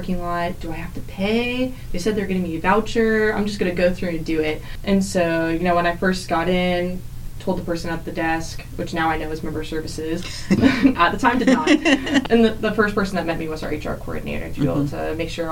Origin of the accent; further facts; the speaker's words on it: Florida, United States; moved away as an adult; also born or lived in South Carolina; now in Atlanta, United States; I'm from Florida, went to undergrad in Florida, went to grad school in South Carolina